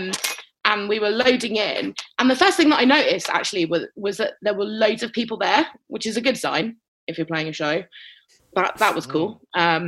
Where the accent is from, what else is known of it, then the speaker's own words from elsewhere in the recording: London, United Kingdom; I'm from North London